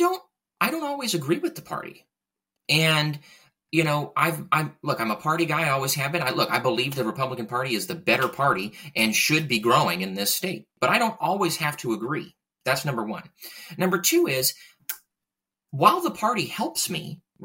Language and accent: English; East County, San Diego, California, United States; I was born and raised in East County.